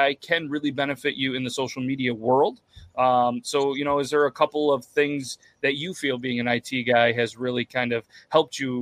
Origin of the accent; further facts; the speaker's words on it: New York, United States; New York, but not the city